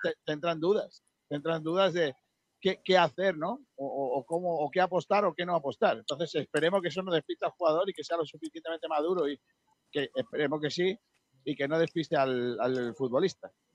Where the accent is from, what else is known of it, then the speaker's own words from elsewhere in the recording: Rincón de la Victoria, Andalusia, Spain; mi pueblo